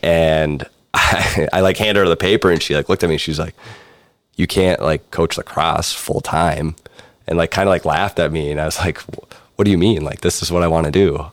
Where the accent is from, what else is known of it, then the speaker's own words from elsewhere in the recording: Buffalo, New York, United States; moved away as an adult; coming from Buffalo, New York